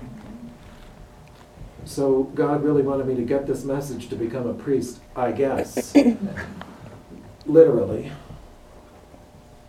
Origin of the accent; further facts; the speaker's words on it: Minnesota, United States; I'm from Minnesota